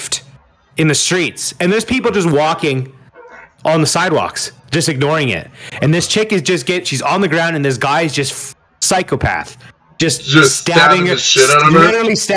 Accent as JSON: {"language": "English", "country": "Canada", "said": "Canadian, by the way. We're Canadian."}